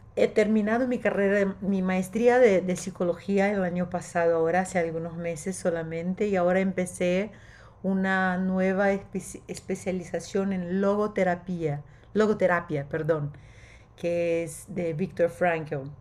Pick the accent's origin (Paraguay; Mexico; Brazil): Brazil; Spanish is a second language; soy brasileña, mi sangre es verde y amarillo